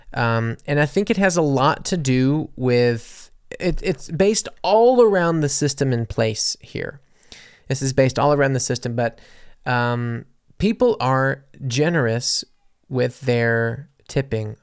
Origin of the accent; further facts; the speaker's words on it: United States; moved away; also born or lived in Mississippi / New Orleans, Louisiana; I come from, you know, Mississippi and New Orleans